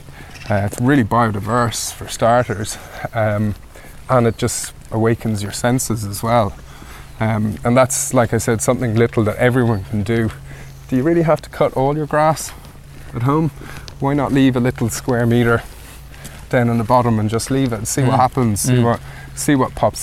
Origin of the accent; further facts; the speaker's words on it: Wicklow, Leinster, Ireland; I'm from Wicklow.